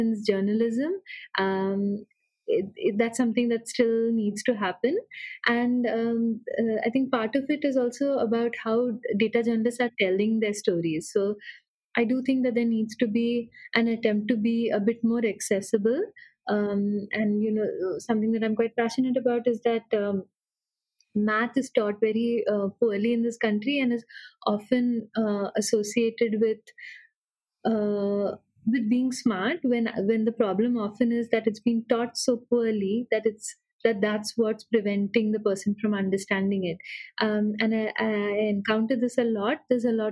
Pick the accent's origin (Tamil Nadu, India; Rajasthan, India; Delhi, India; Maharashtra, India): Maharashtra, India; Pune; I come from Pune